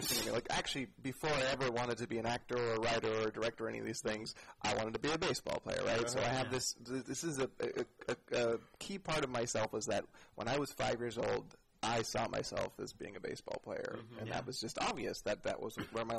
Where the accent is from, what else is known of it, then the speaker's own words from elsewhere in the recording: San Jose, California, United States; now in San Francisco, United States; I'm from San Jose